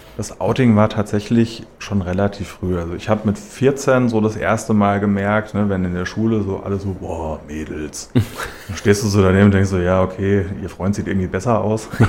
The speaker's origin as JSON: {"language": "German", "town": "Schlüchtern", "region": "Hesse", "country": "Germany", "tie": "born or raised there", "moved": "as an adult", "lives_now": "Hanau, Germany", "said": "Ich bin 30, ich äh, wohne aktuell in Hanau, bin aber in Schlüchtern geboren und aufgewachsen"}